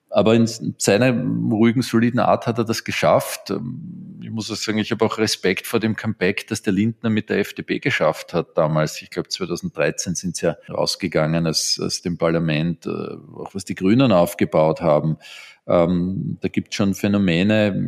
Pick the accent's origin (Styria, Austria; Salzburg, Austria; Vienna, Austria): Vienna, Austria; Ich bin in Wien in Österreich aufgewachsen. Ich glaube, ein ziemlich typisches Exemplar eines Wieners.